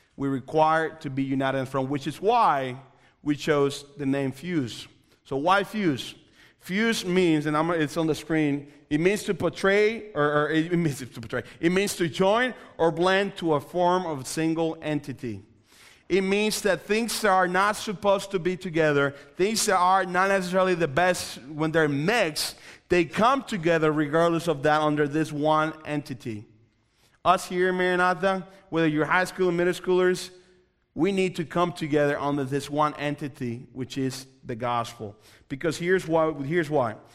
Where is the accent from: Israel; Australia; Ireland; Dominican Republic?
Dominican Republic; moved away; also born or lived in Coventry; I'm originally from the Dominican Republic.